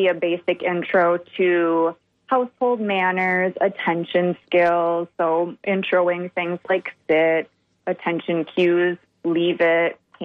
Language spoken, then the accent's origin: English; Minnesota and the Wisconsin area, United States; moved away; I'm originally from Minnesota and the Wisconsin area